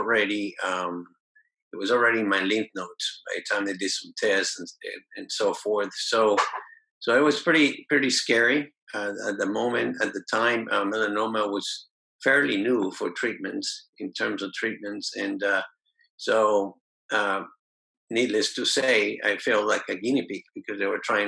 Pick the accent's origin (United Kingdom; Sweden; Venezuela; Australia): Venezuela; I was born in Venezuela.